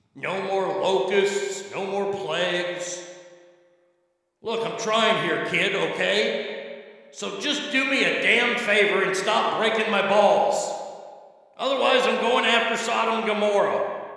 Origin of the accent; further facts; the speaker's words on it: Texas, United States; my home state of Texas